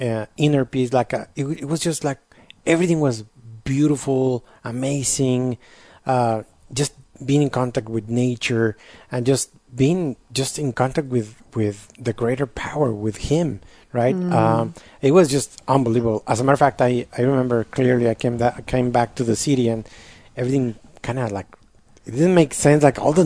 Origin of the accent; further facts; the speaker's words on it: Tampico, Tamaulipas, Mexico; moved away as an adult; now in San Antonio, United States; living in Mexico, in my hometown, Tampico